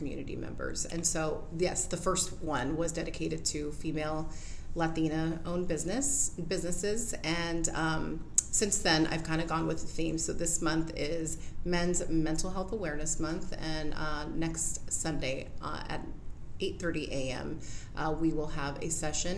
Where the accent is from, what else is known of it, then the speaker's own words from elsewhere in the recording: Whittier, California, United States; I was born and raised in Whittier.